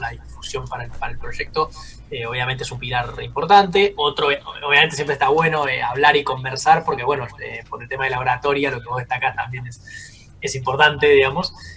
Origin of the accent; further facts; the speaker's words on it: Argentina; cómo somos los argentinos